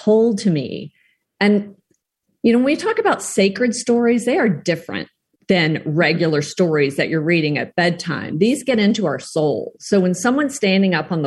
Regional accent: South Texas, United States; I grew up in South Texas where it was very, very hot

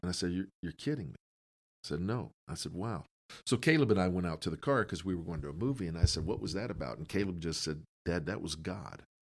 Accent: Canton, Ohio, United States; I grew up in Canton

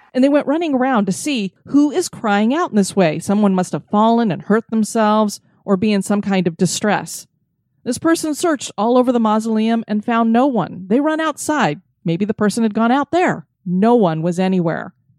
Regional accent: Florida, United States; my home state of Florida

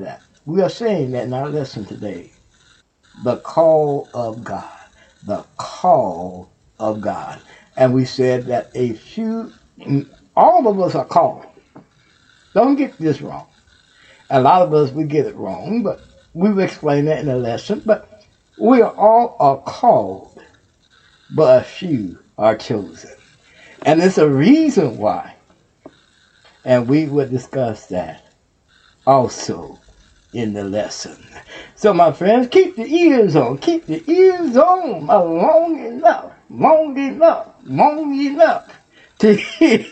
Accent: Texas, United States; Houston, Texas. That's my home state.

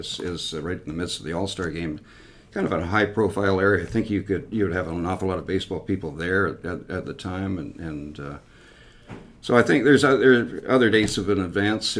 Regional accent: Canada; growing up in Canada

